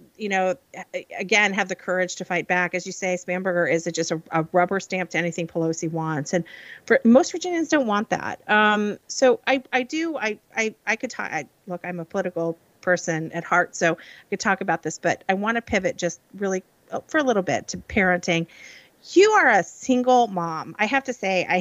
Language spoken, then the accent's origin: English; Illinois, United States; moved away; I grew up in Illinois